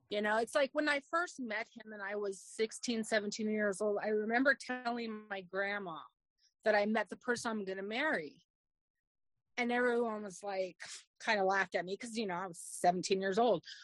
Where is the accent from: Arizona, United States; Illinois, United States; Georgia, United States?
Arizona, United States; I was born in Arizona um, many, many years ago